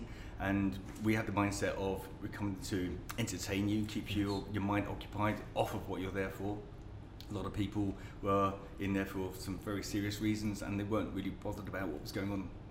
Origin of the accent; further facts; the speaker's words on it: London, United Kingdom; moved away as an adult; I was born in northwest London. I was born in Kingsbury, northwest London.